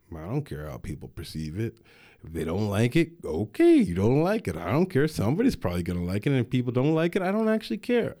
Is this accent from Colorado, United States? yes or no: yes; Denver, Colorado, United States; I grew up in Denver